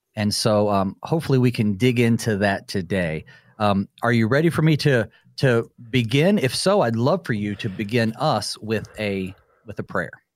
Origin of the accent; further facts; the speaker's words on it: North Carolina, United States; moved away as an adult; now in southwestern Minnesota, United States; I'm originally from North Carolina, and so growing up, I'm in the mountains